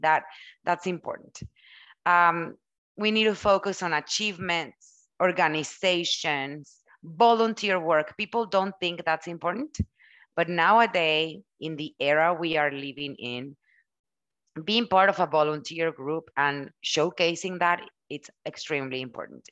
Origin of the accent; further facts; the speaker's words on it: Mexico; first language Spanish; English is a second language; moved away; I was born and raised in Mexico. English, it's my second language.